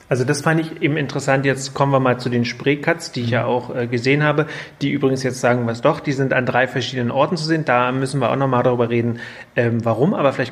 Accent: Berlin, Germany; Ich bin ja im Friedrichshain groß geworden und die Kirchengemeinde, die ich hatte äh, die, oder in der ich

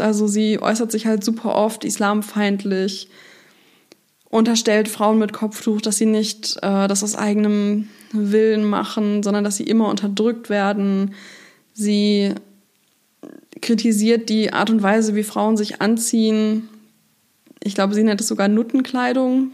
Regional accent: Hanover, Lower Saxony, Germany; moved away; in meiner Heimatstadt, ähm, in der ich jetzt auch wieder lebe

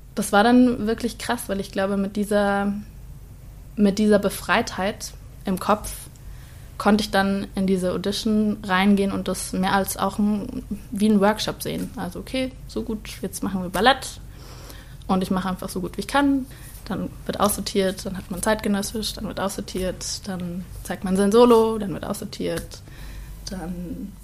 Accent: Starnberg, Bavaria, Germany; moved away as an adult; now in Cologne, Germany; Ich komme aus Starnberg und lebe jetzt in Köln seit eineinhalb Jahren

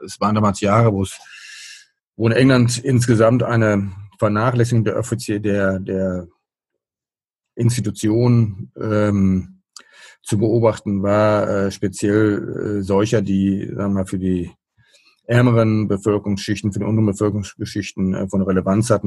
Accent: Kamen, North Rhine-Westphalia, Germany; moved away as an adult; now in Münster, Germany; ich bin äh, vor den Toren Dortmunds aufgewachsen in Kahn. Die meisten nur bekannt durch die Verkehrsnachrichten, Kahner Kreuz

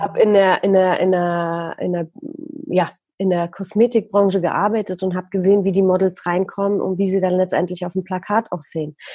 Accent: Poland; moved away; als ich noch in Polen gelebt habe, ich bin nämlich in Polen geboren

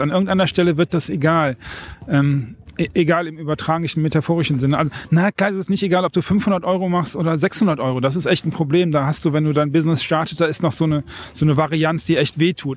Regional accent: North Rhine-Westphalia, Germany; ich komme vom Niederrhein

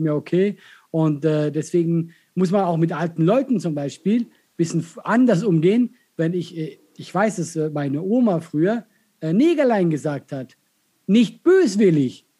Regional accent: Switzerland; accent: Swiss; first language Swiss German; moved away as an adult; now in Germany; ich bin in der Schweiz groß geworden, bis 20, ich, ist meine Muttersprache. Ich rede mit meiner Familie Schweizerdeutsch

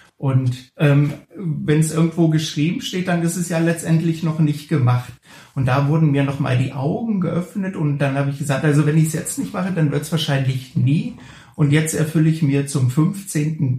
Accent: the east of the Republic, East Germany, Germany; ich bin ja damals im Osten der Republik groß geworden

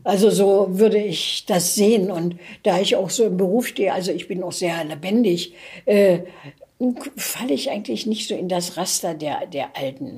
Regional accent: Germany; moved away as an adult; also born or lived in West Germany; Deutschland war geteilt, ich lebte im Ostteil. Dann kam der Mauerbau, war ich auch im Osten, dann mhm. bin ich in mhm. den Westen geflohen

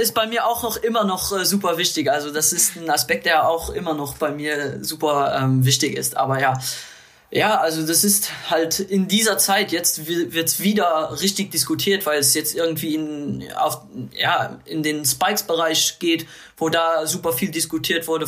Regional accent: Luxembourg; natürlich als Luxemburger

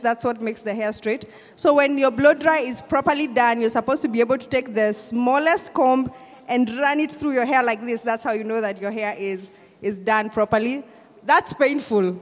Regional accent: Kenya; I'm from Kenya

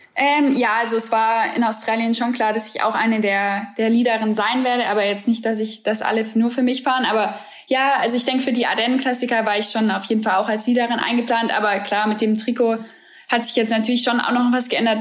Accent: Germany; als Deutsche

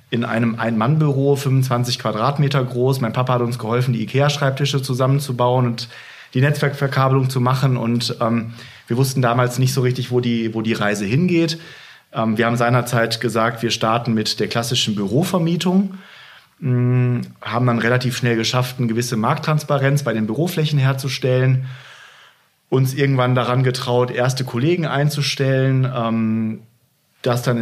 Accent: North Rhine-Westphalia, Germany; Und ich dann sage, ja, ich komme aus dem Ruhrgebiet, dann kommen oft die mitleidsvollen Blicke.

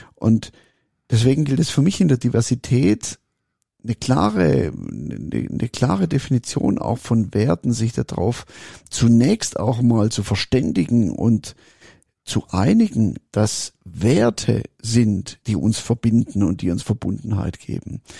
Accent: Swabia, Baden-Württemberg, Germany; ich bin Schwab

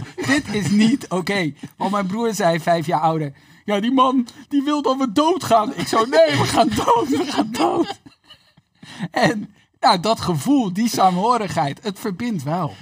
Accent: Netherlands; als Nederlanders

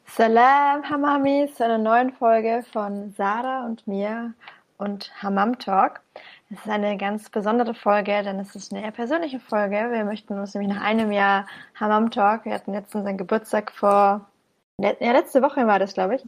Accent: Bamberg, Bavaria, Germany; komme aus dem gebürtigen Frankenland, im schönen, wunderschönen Bamberg

